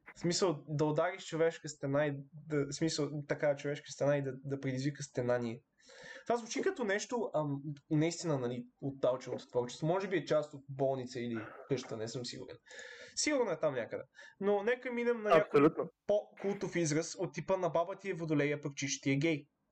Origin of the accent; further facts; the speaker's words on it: Bulgaria; ние сме българи